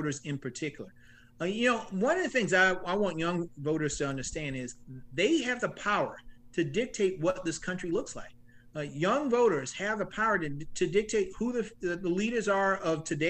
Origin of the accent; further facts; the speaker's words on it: Orangeburg, South Carolina, United States; I grew up here in South Carolina. I grew up in Orangeburg